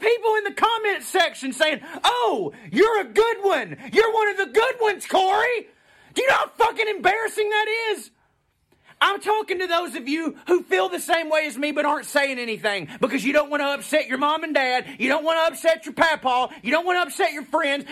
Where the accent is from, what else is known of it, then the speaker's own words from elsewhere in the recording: Walker County, Georgia, United States; I've grown up here my whole life